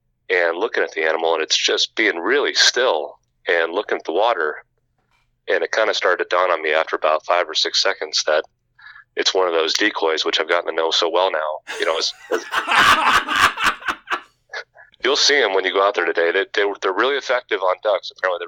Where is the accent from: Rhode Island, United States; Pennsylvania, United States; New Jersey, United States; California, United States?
New Jersey, United States; now in Minnesota, United States; I'm an East Coast guy. I come from New Jersey.